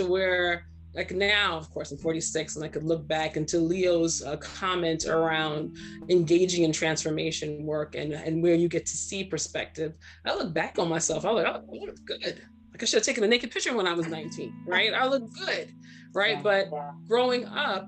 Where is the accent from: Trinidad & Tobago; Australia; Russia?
Trinidad & Tobago; also born or lived in Brooklyn, New York, United States; now in United States; I was born in Brooklyn and raised in Trinidad